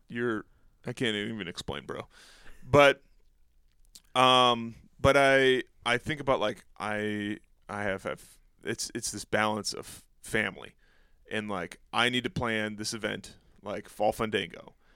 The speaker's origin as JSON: {"language": "English", "town": "Escanaba", "region": "Michigan", "country": "United States", "tie": "born or raised there", "moved": "yes", "said": "the Upper Peninsula of Michigan, which is where I grew up, I grew up in Escanaba"}